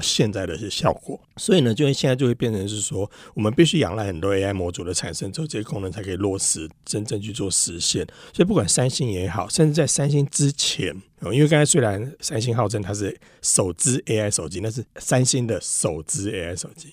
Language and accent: Chinese; Taiwan; 我们台湾还这边国语、台语、客家语什么讲了一大堆